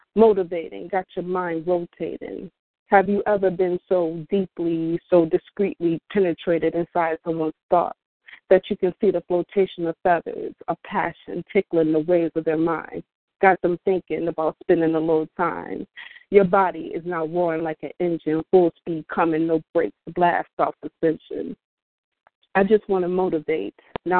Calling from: New York, United States; I'm calling from New York.

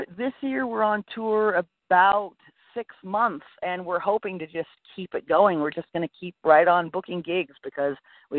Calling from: Anna Maria Island, Florida, United States

